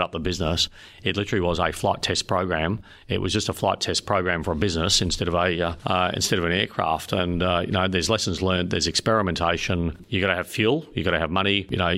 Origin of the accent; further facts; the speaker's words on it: Melbourne, Victoria, Australia; moved away as an adult; now in South Australia, Australia; born and raised in Melbourne and then joined the Air Force straight out of school